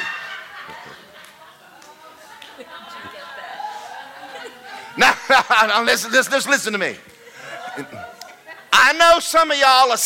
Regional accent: Athens, Georgia, United States; I grew up in Athens, Georgia

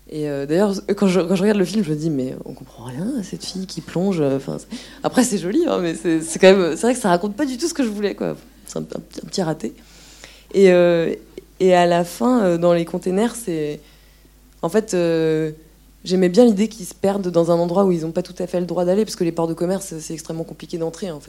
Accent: France; moved away; Et en même temps, moi je venais de la France où c'était l'austérité mais pas vraiment pareil quand même

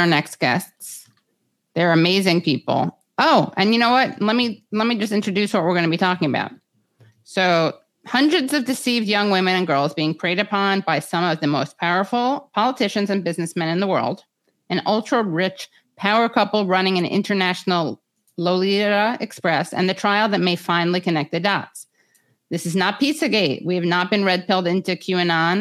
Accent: New York City, New York, United States; accent: Woody Allen screenplay; I went to this private school on the Upper East Side, though I'm from the Upper West Side. And I sound like I'm out of a Woody Allen screenplay

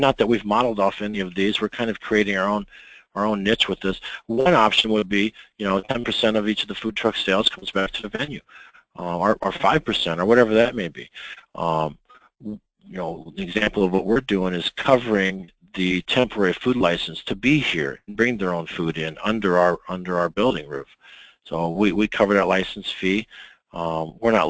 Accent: Midwest, United States; I'm from the Midwest

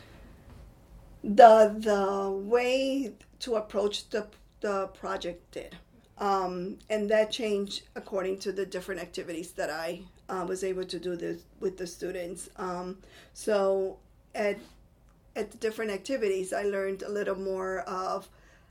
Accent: Puerto Rico; first language Spanish; English is a second language; moved away as an adult; now in Virginia, United States; I am from Puerto Rico, and I've been teaching here in Virginia for 16 years.

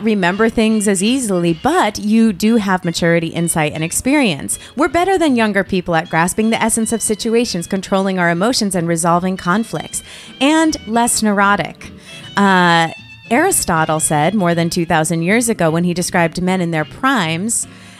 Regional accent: Connecticut, United States; Come on, I'm from Connecticut.

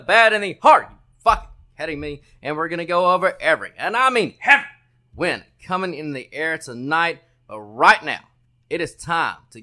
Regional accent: United States; it is our duty as Americans

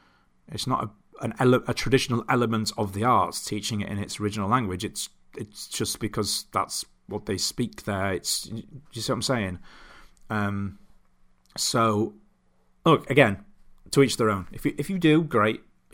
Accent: Doncaster, Yorkshire and the Humber, United Kingdom; Because I grew up in a town called Bowlby in Doncaster, which has... I've lost a lot of my accent. It switches on and off, much to my wife's dismay, when I'm around people from where I grew up.

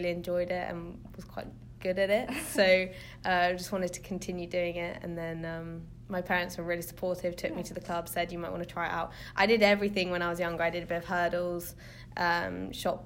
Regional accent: Wraxall, South West England, United Kingdom; moved away as an adult; now in Michigan, United States; From a place called Wraxall, which is a hamlet. The nearest big city is probably Bristol, so it's in the southwest of England

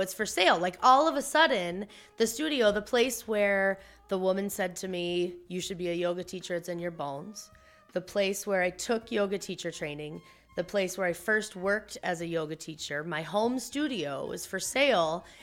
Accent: Missouri, United States; also born or lived in Iowa; I'm from the Midwest. My parents are from Iowa. I was born in Missouri.

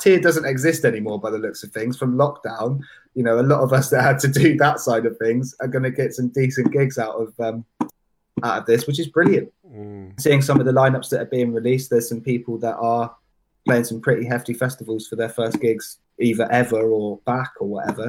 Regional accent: Bath, Bristol area, South West England, United Kingdom; also born or lived in Truro, Cornwall / Essex; now in Bristol, United Kingdom; I moved from Cornwall when I was about four or five, so I've been okay. Bath, Bristol area my whole life

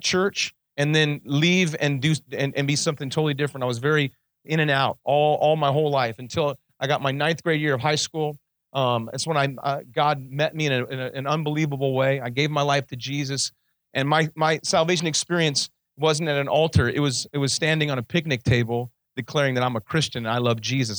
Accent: Kingman, Arizona, United States; I was born in Kingman, Arizona, right down the street from here.

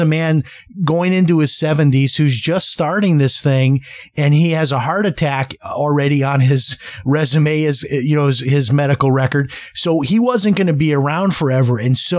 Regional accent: Chicago, Illinois, United States; I grew up in Chicago. I'm 55, so I think I'm younger than you.

